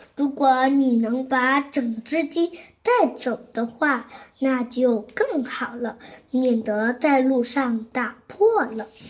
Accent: Zhongshan, Guangdong, China; 今年七岁，我来自广东省中山市石岐区

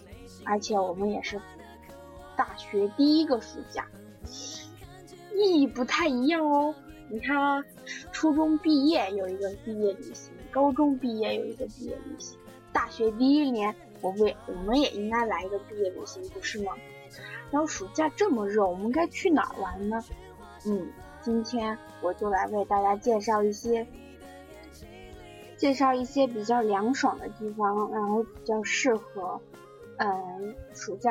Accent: Huangshan, Anhui, China; 说到庐山云雾，我觉得我的家乡黄山就是一个特别棒的一个旅游地方

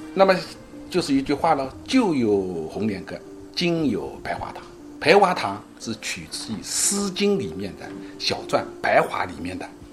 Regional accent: Ningbo, Zhejiang, China; 过去我们宁波人呢，有一种精灵采绣，那我们这个家家户户宁波女子呢，她多是要学会刺绣的

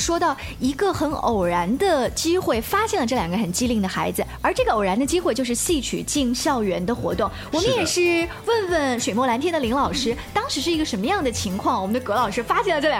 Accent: Hefei, Anhui, China; 是我们合肥这边的地方话

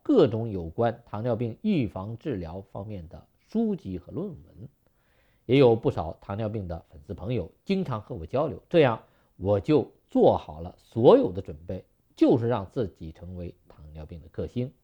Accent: China; 我们中国人过去没有那么多的肉和油

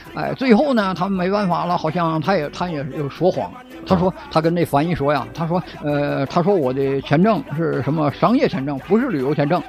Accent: China; 在我前边排着有三个我们中国人

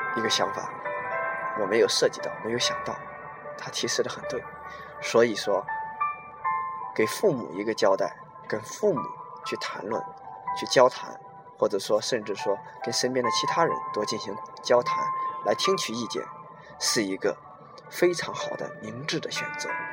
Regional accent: China; 我们中国人的这种思想在我们脑海里

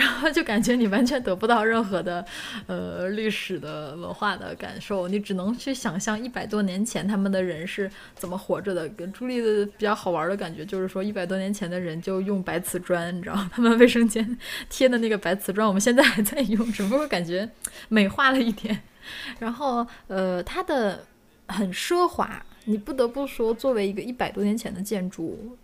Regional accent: China; 我们中国人

